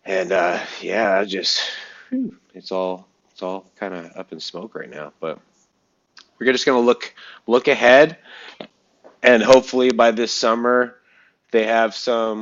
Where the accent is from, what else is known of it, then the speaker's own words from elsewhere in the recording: Canada; It's all here in Canada. And so, and a lot of them here in my hometown.